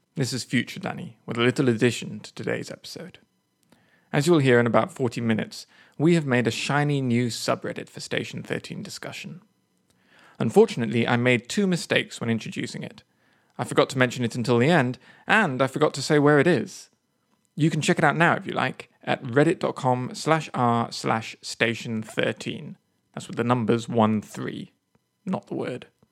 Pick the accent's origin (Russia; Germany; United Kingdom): United Kingdom; England; moved away as an adult; also born or lived in Kyoto, Japan; I'm not American, I'm English